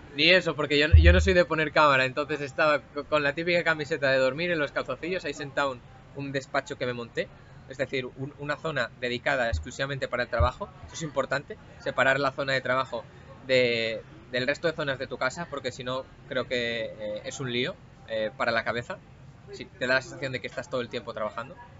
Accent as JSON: {"language": "Spanish", "region": "Asturias", "country": "Spain", "said": "físicamente vengo de Asturias"}